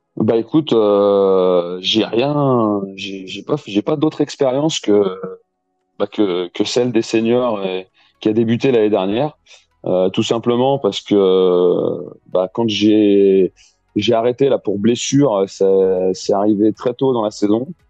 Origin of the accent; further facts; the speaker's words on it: Lyon, Auvergne-Rhône-Alpes, France; je suis né à Lyon et j'habite dans la région lyonnaise depuis tout petit